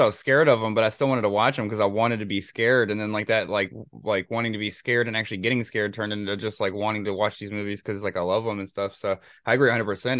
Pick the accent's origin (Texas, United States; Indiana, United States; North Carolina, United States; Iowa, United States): North Carolina, United States; I'm from North Carolina too